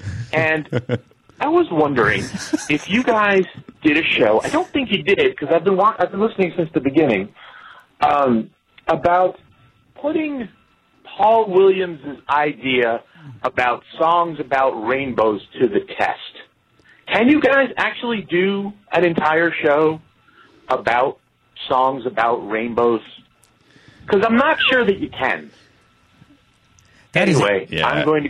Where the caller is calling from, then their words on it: Italy; This is …. I'm calling you from Italy.